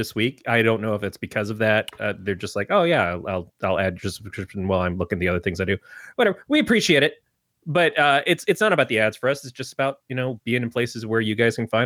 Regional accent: Detroit, Michigan, United States; now in Oakland, United States; I grew up in Detroit

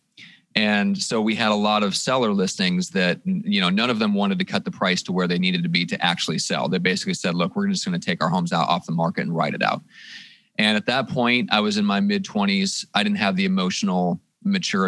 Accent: Midwest, United States; also born or lived in Iowa / Nebraska; now in San Diego, United States; I'm originally from the Midwest. I'm from Iowa, Nebraska

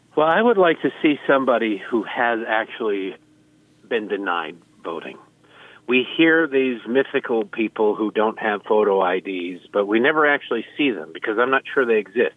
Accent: Detroit, Michigan, United States; now in Baltimore, United States; I grew up in Detroit

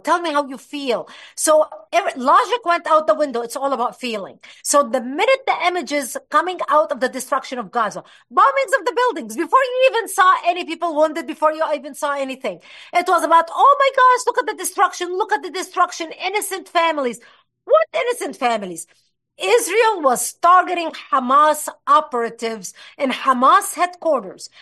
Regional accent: Lebanon; moved away; I was born and raised in Lebanon

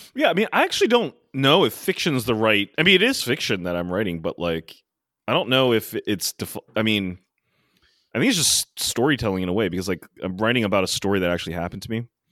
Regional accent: Maryland, United States; now in New York City, United States; I went down to Maryland, as I usually do, and it was quite special this year because all my hometown friends finally got to travel

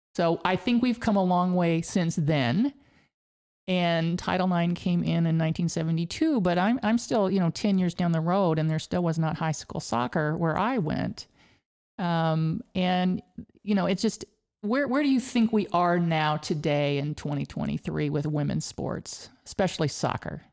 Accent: Hays, Kansas, United States; when I was growing up in Hays, Kansas, way out west, western part of the state

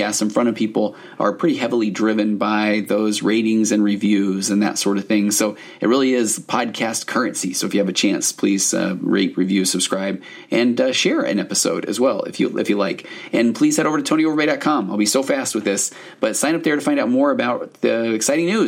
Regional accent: Highland, Utah, United States; Highland. So I grew up there

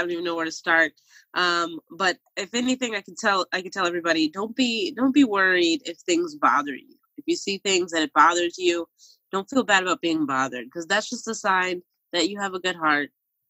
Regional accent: Philadelphia, Pennsylvania, United States; There's certain parts of being a Philadelphian that we don't acknowledge enough.

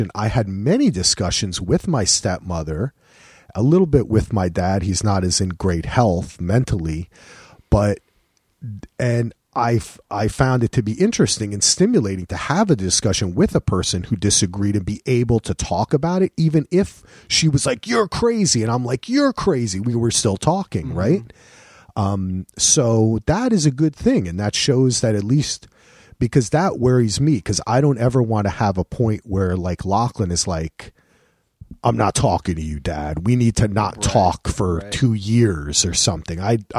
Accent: New Jersey, United States; now in Boston, United States; I'm from Jersey. I'm always thinking like, oh, I'm in Boston.

